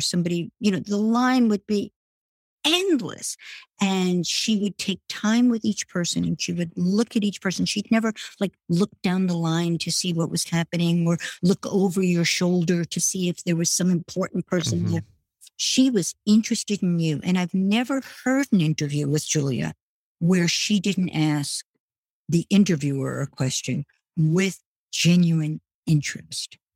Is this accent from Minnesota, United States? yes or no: no; New York City, New York, United States; also born or lived in France; I grew up in Brooklyn